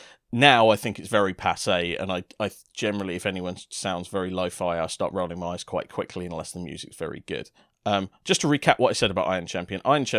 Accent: London, United Kingdom; because I was actually originally from South London.

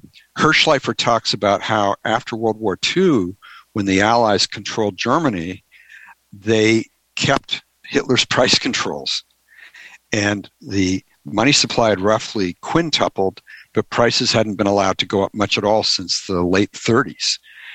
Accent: Canada; moved away; also born or lived in Washington, D.C. / Pittsburgh; I grew up in Canada, so I was used to driving on ice

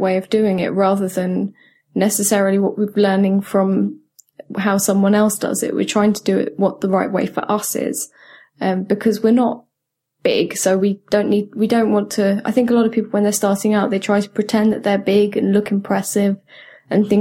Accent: United Kingdom; I'm so British

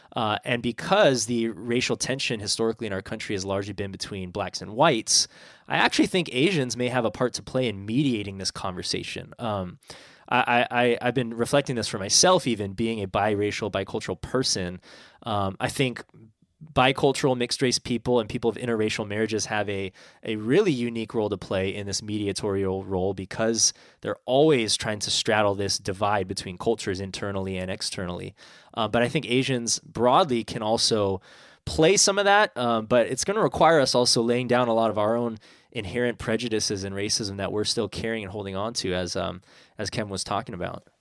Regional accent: San Francisco, California, United States; I grew up in San Francisco

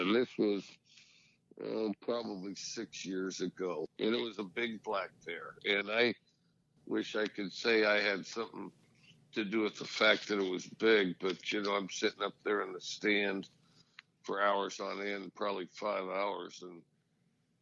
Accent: Cody, Wyoming, United States; moved away; I grew up in Cody, Wyoming.

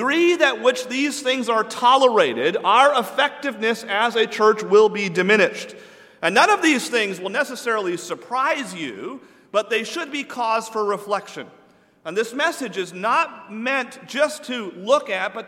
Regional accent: New England, United States; I'm from New England

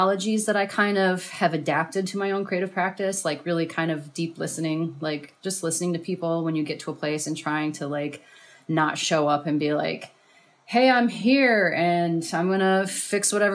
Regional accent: Ann Arbor, Michigan, United States; moved away as an adult; also born or lived in Ypsilanti; now in Detroit, United States; I grew up in Ann Arbor and Ypsilanti area, and then moved back to the city in 2012

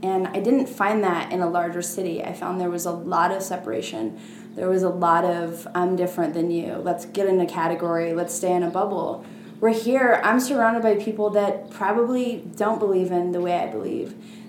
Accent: Portland, Oregon, United States; so I come from Portland, right? Everything's new and up and coming.

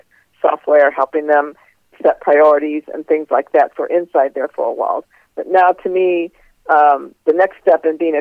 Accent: St. Louis, Missouri, United States; I was raised in St. Louis, Missouri

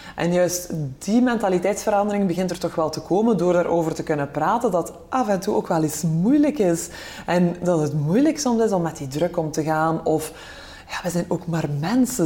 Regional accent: Belgium; wij als Belgen

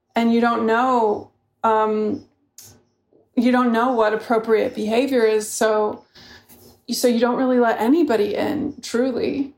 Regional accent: San Luis Obispo, California, United States; also born or lived in Santa Barbara, California; I grew up mainly in San Luis Obispo and Santa Barbara.

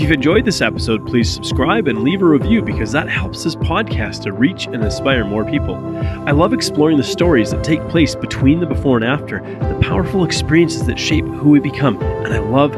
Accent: Canada; I'm a Canadian

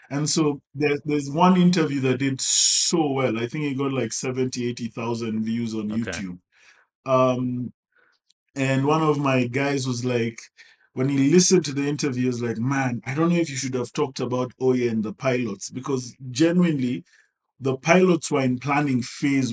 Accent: Kenya; I'm a Kenyan.

